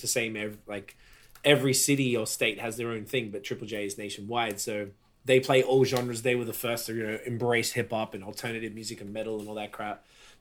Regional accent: Melbourne, Victoria, Australia; we're from Melbourne.

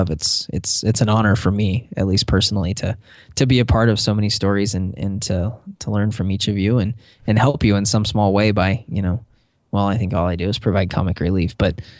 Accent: Northern Idaho, United States; I'm from Idaho

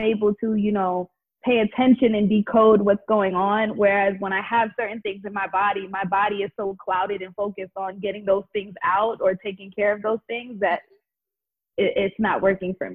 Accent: Jamaica; I'm Jamaican, so instead of like coconut rice and peas

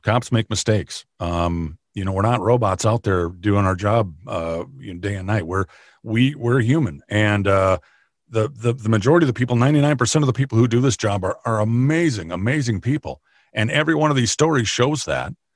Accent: Minnesota, United States; also born or lived in Arizona / Nebraska / Kansas; I grew up in Minnesota, in the, in the county that I work in now

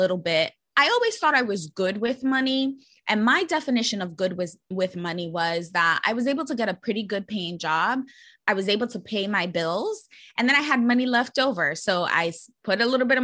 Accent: New York City, New York, United States; I'm born and raised in New York City and actually grew up in the Bronx

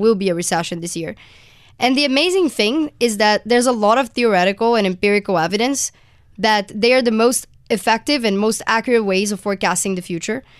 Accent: Brazil; moved away as an adult; now in United States; I'm from Brazil originally, and I just came to the U S for college

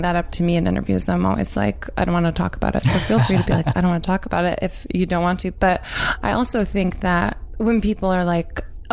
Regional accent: Nashville, Tennessee, United States; I grew up in Nashville in Tennessee

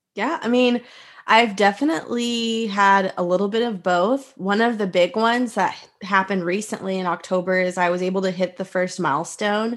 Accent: Texas, United States; also born or lived in Houston / Austin; I am from Texas

